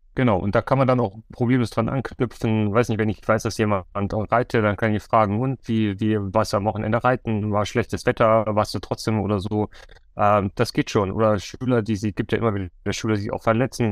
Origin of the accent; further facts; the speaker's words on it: Bavaria, Germany; ich komme ja aus Bayern